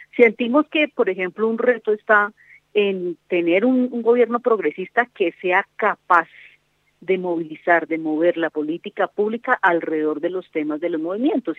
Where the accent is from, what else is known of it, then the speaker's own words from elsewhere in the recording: Colombia; nosotros como colombianos